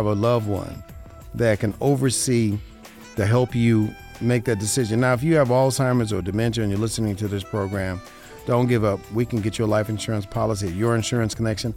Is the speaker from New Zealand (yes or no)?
no; Las Vegas, Nevada, United States; born and raised in Vegas